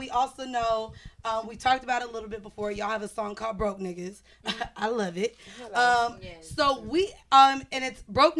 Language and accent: English; Miami, Florida, United States; We're from Miami.